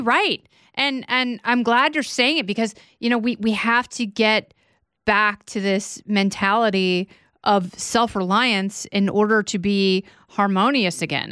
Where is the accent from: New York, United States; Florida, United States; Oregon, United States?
Oregon, United States; Portland; moved away as an adult; I grew up in Portland, Oregon